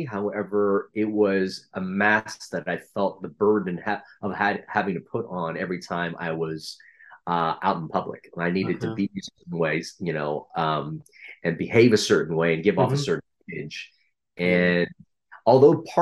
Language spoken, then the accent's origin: English; United States; we were sponsored to America by a Catholic church.